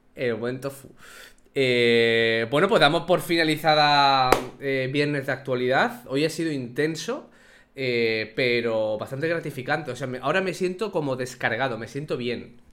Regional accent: Spain; nosotros como población española

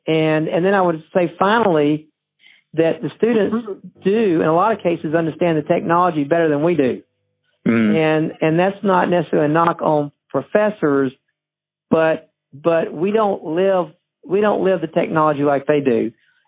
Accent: Alabama, United States; You know, I'm from the South, Sweet Home Alabama.

